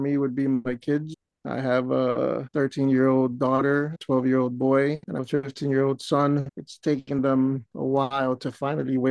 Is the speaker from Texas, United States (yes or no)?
no; New York, United States; having a Honduran background, being born and raised in New York